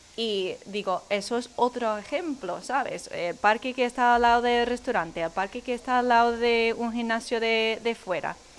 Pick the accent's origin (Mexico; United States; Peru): United States; Wisconsin; Spanish is a second language; moved away as an adult; now in Spain; yo que soy de Wisconsin, que hace menos 30 grados en invierno